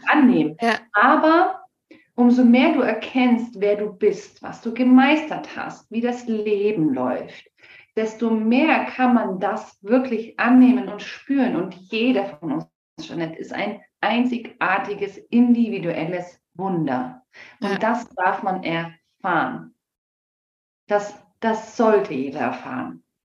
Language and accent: German; Germany; bei uns in Deutschland